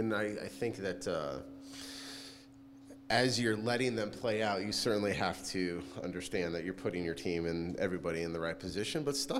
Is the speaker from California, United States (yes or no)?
yes; California, United States; I did, and my dad used to have chops, actually, when I was growing up.